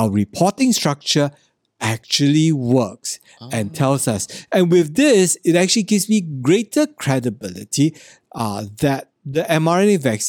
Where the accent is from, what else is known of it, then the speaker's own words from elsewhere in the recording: Singapore; I do my part as a Singaporean.